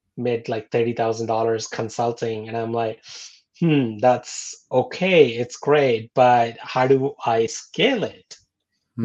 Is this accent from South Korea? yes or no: no; India; moved away; I'm born and raised in India